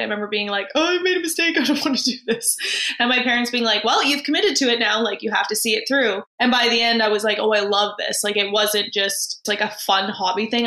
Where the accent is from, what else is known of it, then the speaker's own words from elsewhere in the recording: Vancouver, British Columbia, Canada; I am from Vancouver